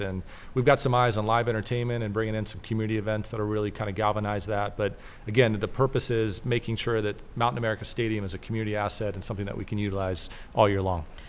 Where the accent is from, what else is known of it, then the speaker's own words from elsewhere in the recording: Mobile, Alabama, United States; now in Tempe, United States; I grew up in Mobile, Alabama